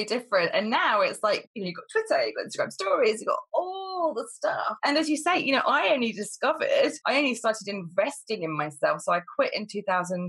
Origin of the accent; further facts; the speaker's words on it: Cambridgeshire, East of England, United Kingdom; also born or lived in London; I moved back up to Cambridgeshire